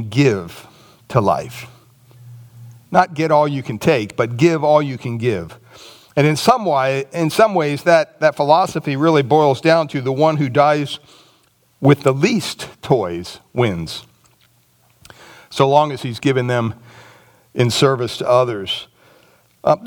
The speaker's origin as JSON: {"language": "English", "country": "United States", "said": "as Christians in America"}